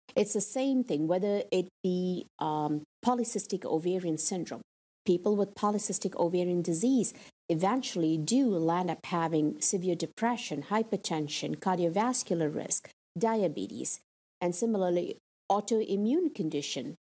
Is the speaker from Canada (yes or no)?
no; India; moved away; growing up in India